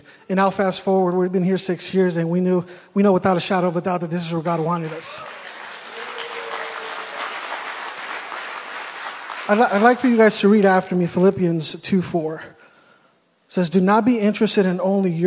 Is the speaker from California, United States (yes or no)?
yes; California, United States; moved away as an adult; I'm from California